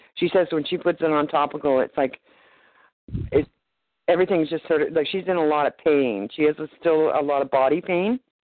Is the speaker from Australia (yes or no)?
no; Canada; also born or lived in Nanaimo, British Columbia